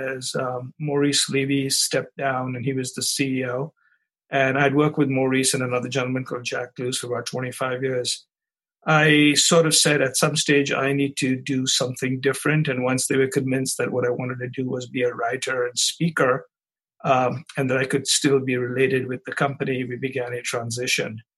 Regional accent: India; moved away as an adult; also born or lived in Chicago, United States; now in United States; So I grew up in India, came to the United States after getting a degree in advanced mathematics to get an MBA at the University of Chicago

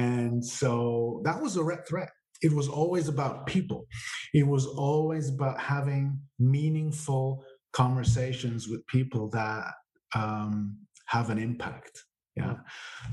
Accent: Switzerland; I was born and raised here in Switzerland, but I'm the son of an Italian father and an Austrian mother

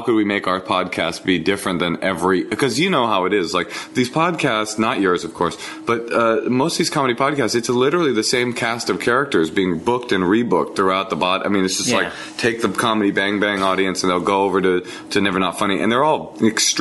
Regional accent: Oakland, California, United States; also born or lived in Forest Hills, Queens, New York; me growing up in Oakland with two deaf parents

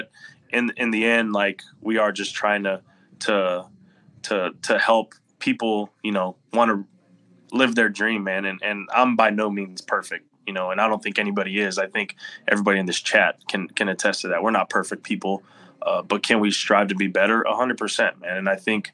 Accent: Corpus Christi, Texas, United States; he's from my hometown

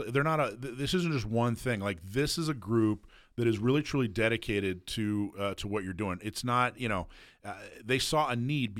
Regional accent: Wisconsin, United States; That we USCCA and I share that we're both originally from Wisconsin.

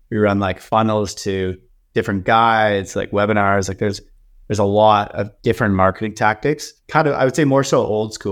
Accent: Canada; No, we're Canadian, so we're not we're not allowed.

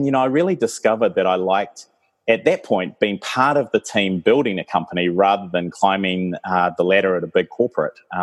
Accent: New Zealand; also born or lived in Oxford, United Kingdom; I was born here in New Zealand

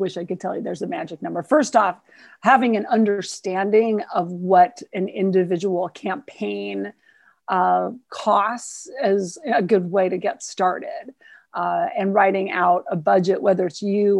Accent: Montana, United States; I'm from Montana

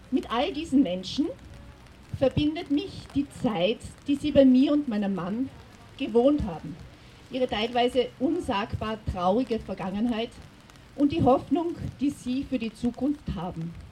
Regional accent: Austria

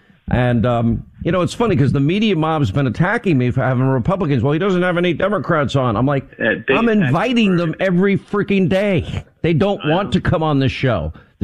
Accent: New York, United States; I was born and raised in New York.

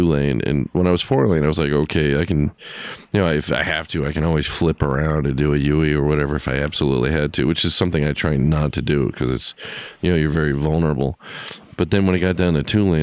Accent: California, United States; I'm from California

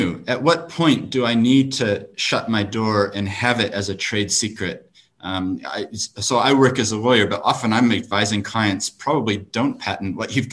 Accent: New Zealand; I have an accent, but I grew up in New Zealand

